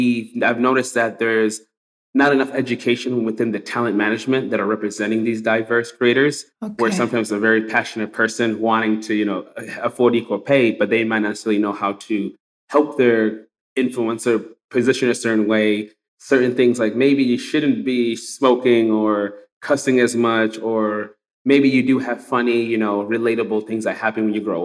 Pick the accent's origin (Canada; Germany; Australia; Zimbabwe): Zimbabwe; now in United States; I'm immigrant from Zimbabwe. I come here to America. And even since I've been here for almost 20 years